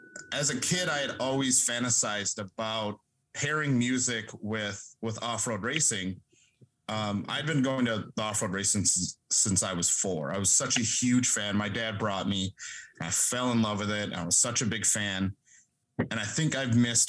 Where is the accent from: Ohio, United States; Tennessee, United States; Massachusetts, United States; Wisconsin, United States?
Wisconsin, United States; Mole Lake; I'm from Mole Lake, Wisconsin. I'm a tribal member there.